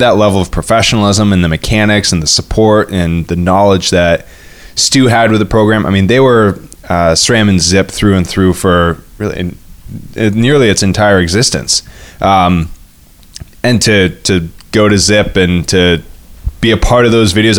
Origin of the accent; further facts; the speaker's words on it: Duanesburg, New York, United States; moved away as an adult; also born or lived in north of Boston; now in Boston area, United States; I grew up in Duanesburg, New York. It's a very, uh, it, it's more rural, upstate New York.